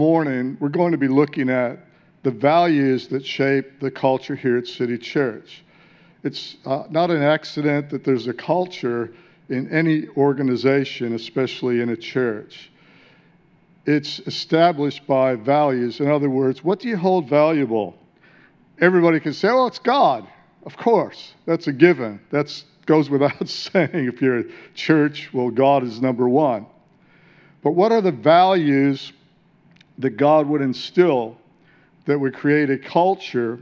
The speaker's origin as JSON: {"language": "English", "town": "Detroit", "region": "Michigan", "country": "United States", "also_born_or_lived": "San Diego", "moved": "as an adult", "lives_now": "Australia", "said": "I came out of incredible darkness in the city of Detroit, wasn't born in a Christian family"}